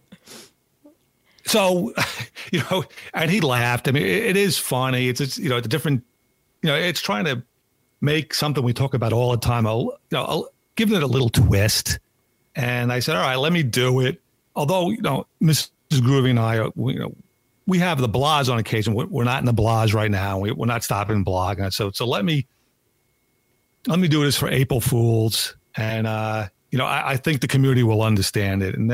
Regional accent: Long Island, New York, United States; I grew up on Long Island. The town I grew up

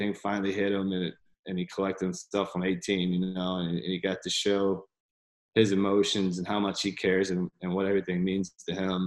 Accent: Columbia, South Carolina, United States; growing up in Columbia, an hour down the road

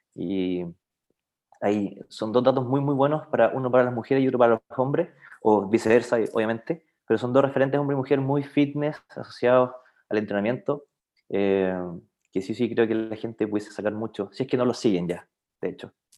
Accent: Los Ángeles, Biobío, Chile; moved away as an adult; now in Concepción, Chile; oriundo de Los Ángeles

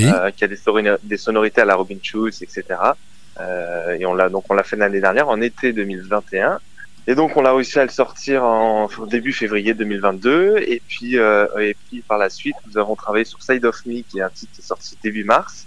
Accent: near Avignon, Provence-Alpes-Côte d'Azur, France; Je suis du sud de la France, euh, à côté d'Avignon

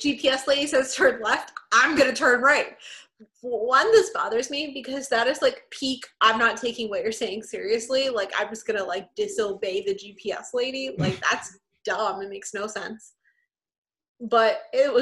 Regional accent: Texas, United States; I'm from Texas

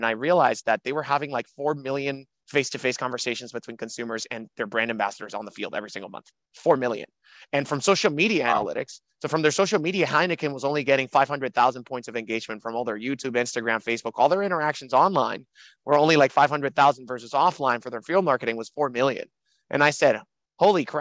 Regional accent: Dominican Republic; also born or lived in Miami, United States; now in New York, United States; I'm from the Dominican Republic. I came, graduated high school in Miami, went to college at New York University

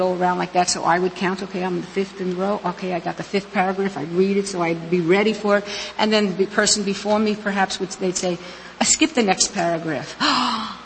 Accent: New York City, New York, United States; moved away; I was actually born and raised in New York City, the section called Queens and partially in Brooklyn

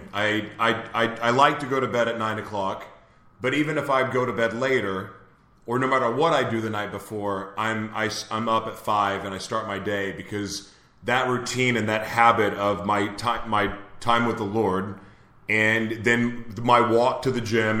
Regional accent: Oklahoma, United States; I'm from Oklahoma

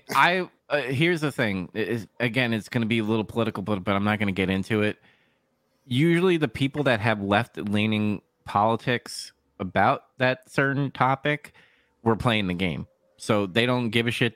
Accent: New York, United States; I'm from New York

